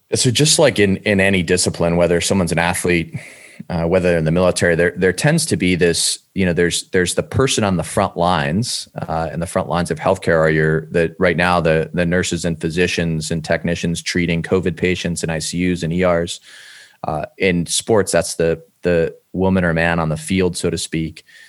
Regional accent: Cleveland, Ohio, United States; I'm from Cleveland, Ohio originally

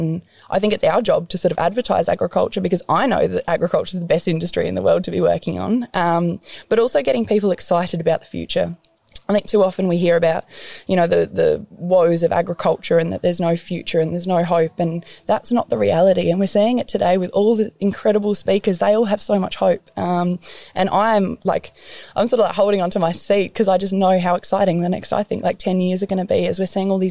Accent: Menindee, New South Wales, Australia; my hometown was put on the map

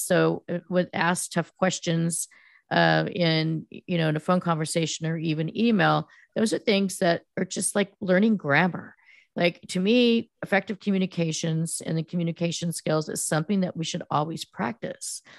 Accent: Silicon Valley, California, United States; I grew up in Silicon Valley, which was then known as the Land of Hearts Delight

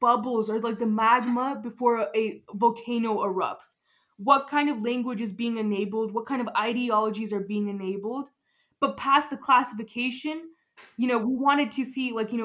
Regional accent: Highlands Ranch, Colorado, United States; I'm like from South Denver, so Highlands Ranch

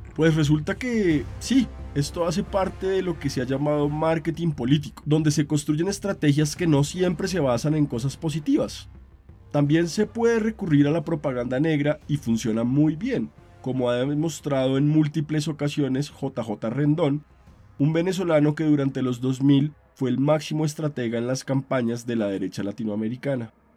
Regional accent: Colombia; mi país, Colombia

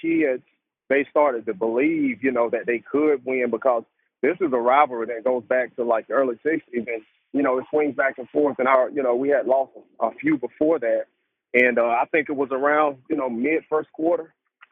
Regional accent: United States; I grew up in Court Hill

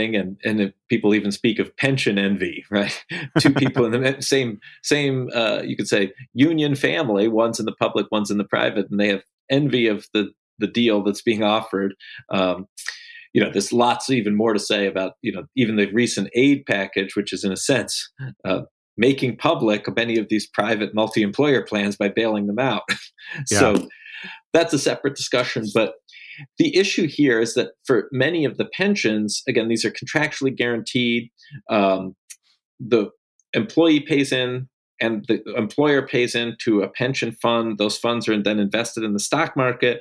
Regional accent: New York, United States; my home state of New York

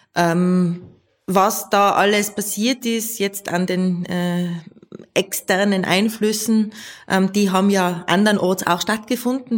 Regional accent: Tyrol, Austria; bei uns in Tirol

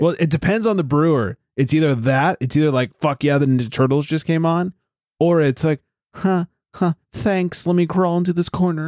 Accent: Southern California, United States; Growing up in Southern California

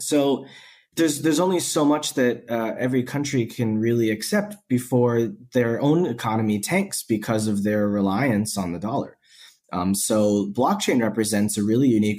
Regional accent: United States; moved away; also born or lived in China; as an American

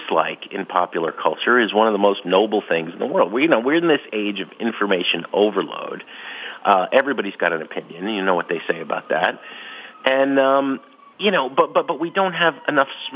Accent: Jersey City, New Jersey, United States; also born or lived in Hoboken, New Jersey; I grew up in Jersey City and Hoboken, just across the river from Manhattan

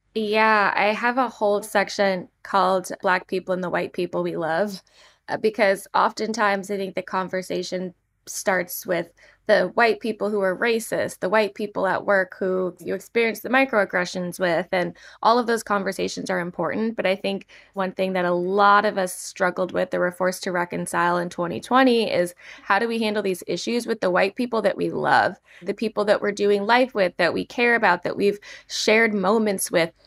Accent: Manassas, Virginia, United States; I'm from Manassas, Virginia

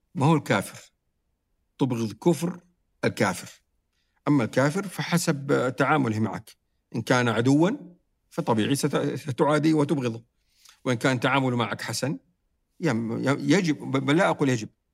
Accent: Saudi Arabia; عندنا في السعودية

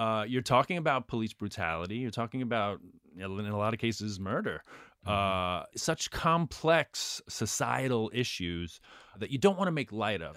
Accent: New York City, New York, United States; I grew up in Queens

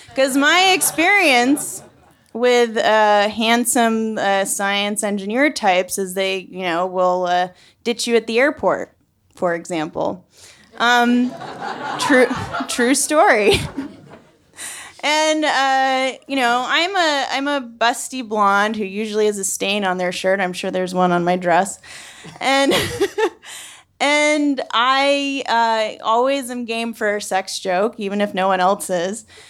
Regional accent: New England, United States; I'm from New England

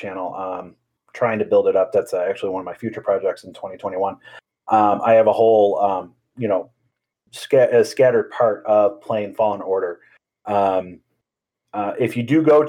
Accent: Chicago, Illinois, United States; I'm from the South Side also

